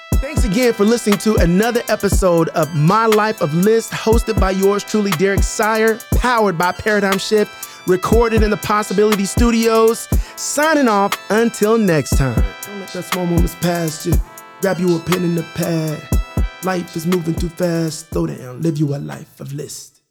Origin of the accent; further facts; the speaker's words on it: Tulsa, Oklahoma, United States; now in Oklahoma City, United States; I grew up in North Tulsa